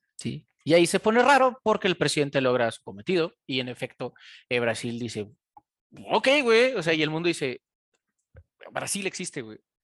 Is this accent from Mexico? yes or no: yes; Mexico; De México, güey.